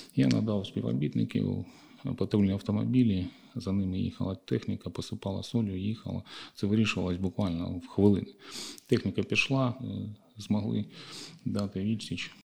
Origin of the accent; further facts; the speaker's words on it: Kharkiv, Kharkiv Oblast, Ukraine; нашого рідного міста Харків